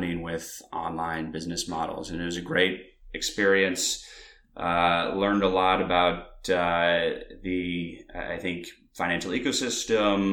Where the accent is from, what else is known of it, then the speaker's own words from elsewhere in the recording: Weare, New Hampshire, United States; now in New York City, United States; a small town called Ware, New Hampshire